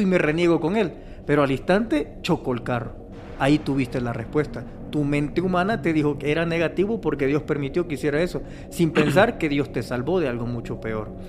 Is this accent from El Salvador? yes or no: yes; El Salvador; soy salvadoreño, en El Salvador celebramos el 15 de septiembre nuestra independencia